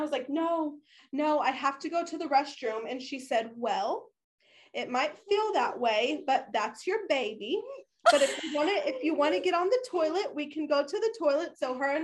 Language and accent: English; Oklahoma, United States; now in Texas, United States; I am from Oklahoma. I currently live in Texas